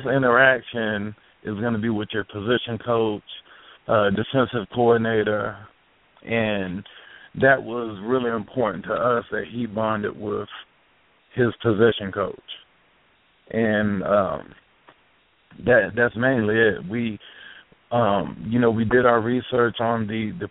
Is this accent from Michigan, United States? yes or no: yes; Detroit, Michigan, United States; moved away; I'm actually from the Midwest, from Detroit.